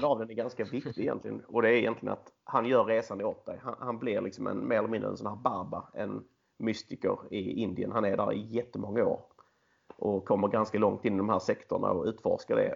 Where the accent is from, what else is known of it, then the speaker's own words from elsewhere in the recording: Skåne, Sweden; jag är skåning, 34 år gammal